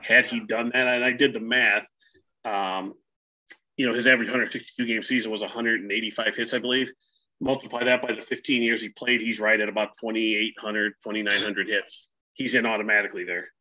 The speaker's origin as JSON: {"language": "English", "region": "Northwest Indiana", "country": "United States", "tie": "born or raised there", "moved": "yes", "lives_now": "Tennessee, United States", "said": "I grew up up in Northwest Indiana."}